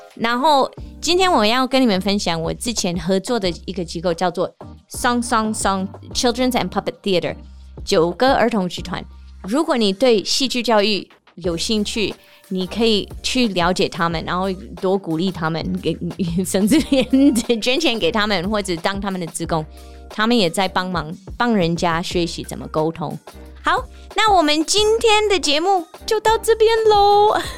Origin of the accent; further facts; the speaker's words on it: Seattle, Washington, United States; Chinese is a second language; moved away as an adult; now in Taiwan; 台湾的速度跟我家乡西雅图那边的速度是不一样